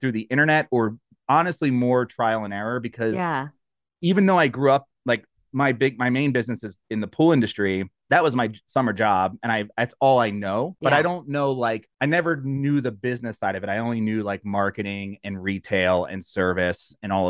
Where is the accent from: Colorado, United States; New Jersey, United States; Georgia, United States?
New Jersey, United States; now in Longmont, United States; So I'm from New Jersey.